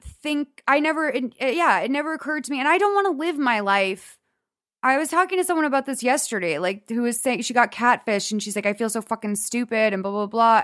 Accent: Boston, Massachusetts, United States; now in Los Angeles, United States; we grew up in Boston

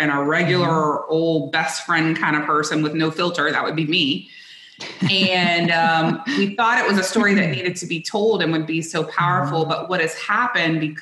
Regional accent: South Louisiana, United States; I grew up in South Louisiana, which I still to this day believe is the best food in the world.

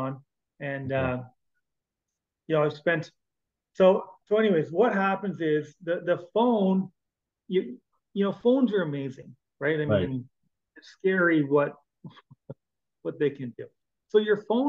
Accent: Canada; As a Canadian

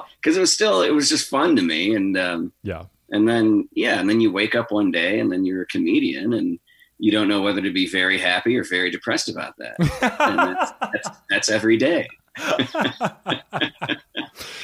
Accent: Chicago, Illinois, United States; now in Phoenix, United States; I'm from Chicago, and I grew up in the west suburbs of Chicago

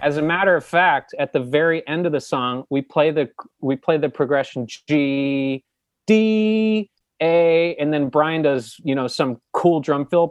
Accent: New Jersey, United States; they put me up for the governor's school in New Jersey

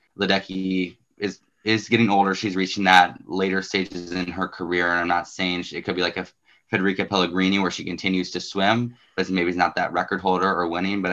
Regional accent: Southern Indiana, United States; I'm also from Southern Indiana, Notre Dame, Go Fighting Irish.

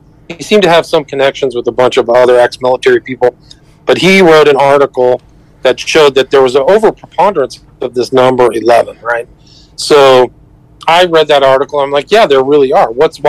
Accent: California, United States; also born or lived in Omaha, Nebraska; now in Los Angeles, United States; No, I was born in Omaha, Nebraska. I grew up in Northern California.

